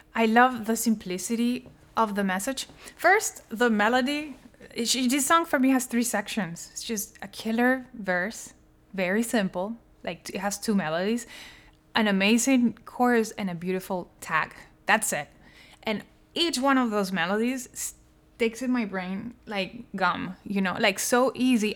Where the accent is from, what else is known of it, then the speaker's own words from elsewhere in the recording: Colombia; I was born in Colombia